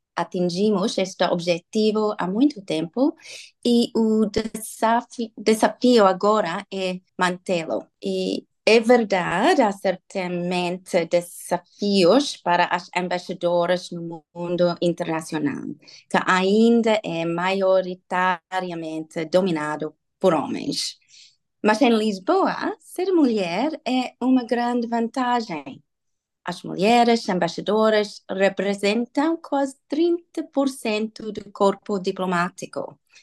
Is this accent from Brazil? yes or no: no; Sydney, New South Wales, Australia; first language English; Portuguese is a second language; moved away as an adult; also born or lived in Indonesia / Sri Lanka / Hawaii / Netherlands; now in Portugal; Nasci e cresci em Sydney